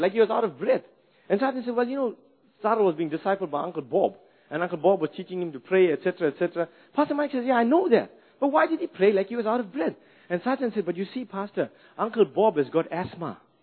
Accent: South Africa; moved away as an adult; now in New Zealand; I grew up in South Africa

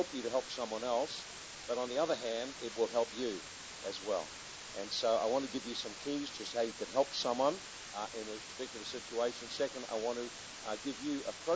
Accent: Hastings, Hawke's Bay, New Zealand; we come from Hastings in New Zealand

